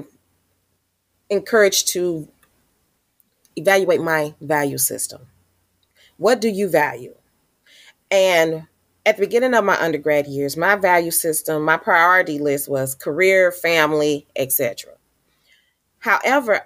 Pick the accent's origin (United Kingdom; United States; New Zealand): United States; St. Louis, Missouri; I was born and raised here in St. Louis, Missouri.